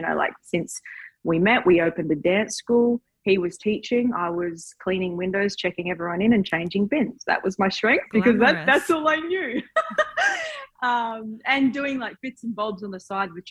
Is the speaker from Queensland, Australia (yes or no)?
yes; Townsville, Queensland, Australia; I was just a girl from Townsville